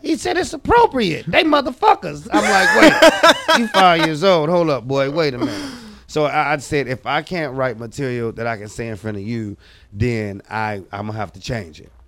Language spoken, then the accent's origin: English; Oakland, California, United States; I'm from Oakland, California